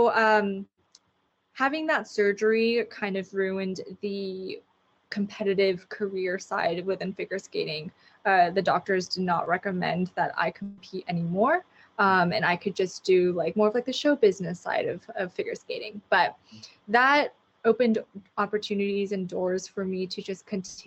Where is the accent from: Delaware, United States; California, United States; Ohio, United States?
California, United States; Los Angeles; born and raised in Los Angeles, fourth generation